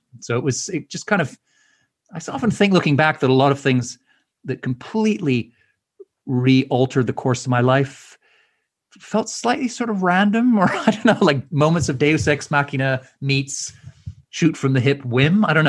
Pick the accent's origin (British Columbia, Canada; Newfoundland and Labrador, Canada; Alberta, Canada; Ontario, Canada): Alberta, Canada; Edmonton; I was just wandering around a academic fair in my hometown in Edmonton